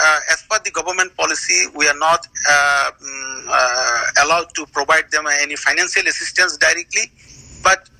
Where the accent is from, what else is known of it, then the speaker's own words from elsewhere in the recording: Chittagong Division, Bangladesh; accent: Chittagonian; we are from the Chittagongs and the Chittagonian dialect is very